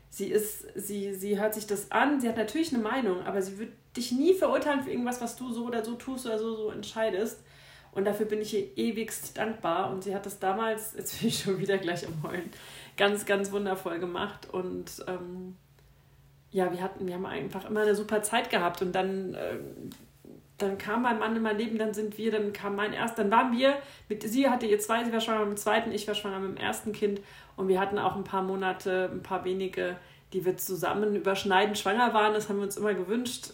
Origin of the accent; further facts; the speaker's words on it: Frankfurt area, Hesse, Germany; also born or lived in Upper Bavaria; now in Munich, Germany; ich komme aber eigentlich aus dem Frankfurter Raum